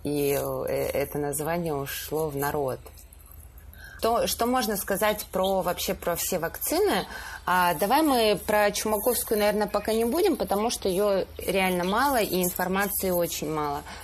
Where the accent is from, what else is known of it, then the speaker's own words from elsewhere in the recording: Stavropol Krai, Russia; now in Moscow, Russia; я родилась в Ставропольском крае